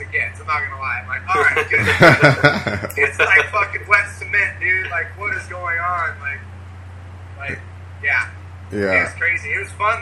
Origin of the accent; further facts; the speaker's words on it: Huntington Beach, California, United States; growing up in Huntington Beach